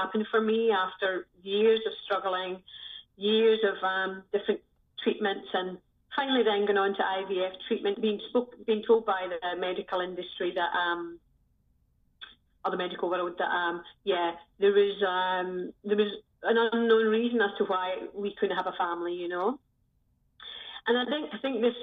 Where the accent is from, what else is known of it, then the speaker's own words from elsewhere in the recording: Scotland, United Kingdom; moved away as an adult; also born or lived in Southeast Asia / Sri Lanka; now in The Hague, Netherlands; I'm originally from Scotland. And I left Scotland 20 years ago now.